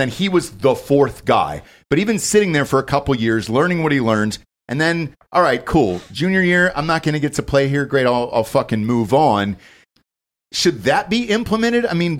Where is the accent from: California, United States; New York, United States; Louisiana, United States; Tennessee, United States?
Tennessee, United States; fuck it, I'm just going to go to Tennessee. They need a running back. I could start there. That's my home state